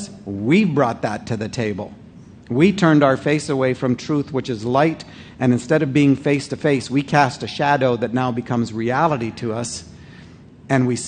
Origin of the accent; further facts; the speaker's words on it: Canada; I'm a Canadian